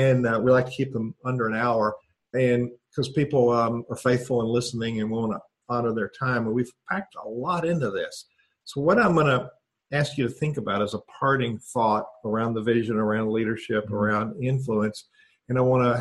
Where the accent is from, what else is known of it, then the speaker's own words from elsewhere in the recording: Atlanta, Georgia, United States; I'm a Southerner, grew up in Atlanta, sitting at the feet of Martin Luther King